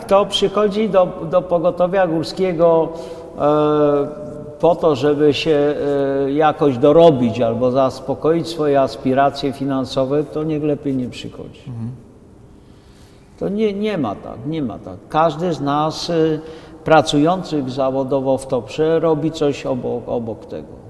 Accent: Podhale, Lesser Poland, Poland; moved away; pochodzę z Podhala, jestem, jak to gadają, rodowity górol

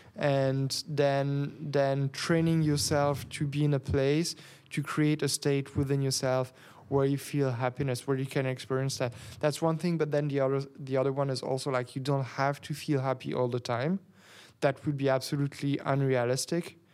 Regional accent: Geneva, Switzerland; English is a second language; now in Berlin, Germany; I'm from Geneva. I was born in a small village of nine hundred, um, people.

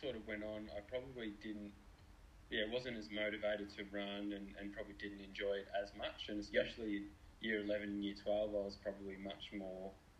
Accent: Melbourne, Victoria, Australia; So we grew up in Essendon, and there's the Aberfeldy track at the end of our street.

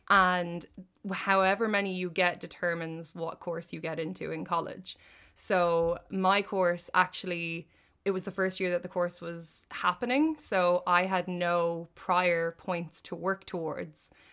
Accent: Ireland; I did the only degree in it in Ireland, and it just so happened to be in my hometown

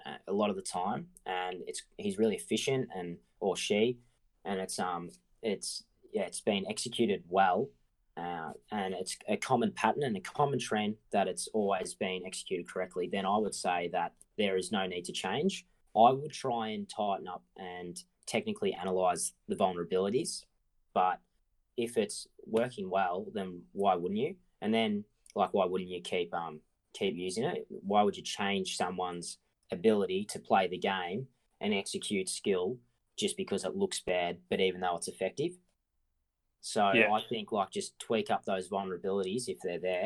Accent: Marong, Victoria, Australia; I grew up in Morong, which is about 20 minutes outside of Bendigo to the west.

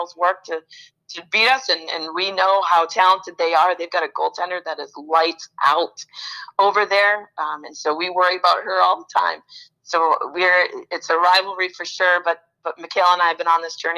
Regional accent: York, Maine, United States; I grew up in Southern Maine, and in a little town, little coastal town called York, Maine

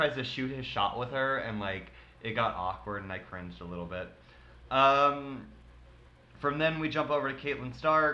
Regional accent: Texas, United States; we grew up in Texas

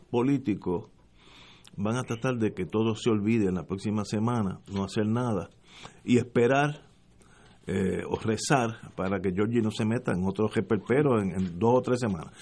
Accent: Puerto Rico; somos todos puertorriqueños

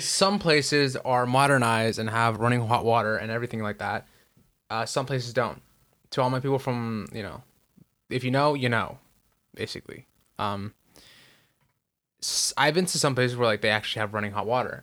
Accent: Michoacán, Mexico; first language Spanish; English is a second language; now in United States; I'm from Michoacan

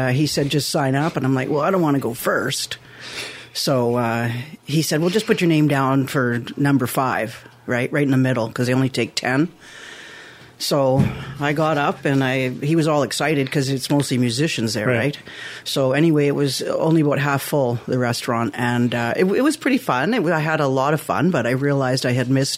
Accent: Toronto, Ontario, Canada; that's where I grew up. Yeah, that's why I'm like Humber. I was born in Humber Memorial

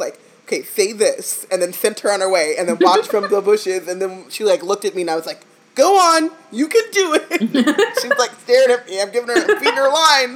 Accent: United States; we're American

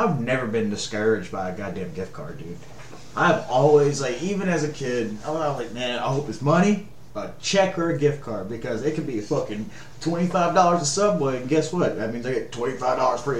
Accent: Elizabeth, Louisiana, United States; we grew up in Elizabeth and shit, so it was like, you know, 45-minute drive to base

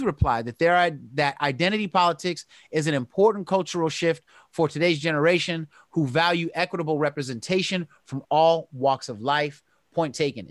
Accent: the Bay Area, California, United States; I'm from the Bay

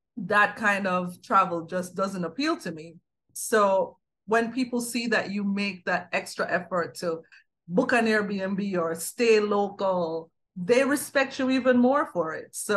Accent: Jamaica; show her my hometown, show her my homeland.

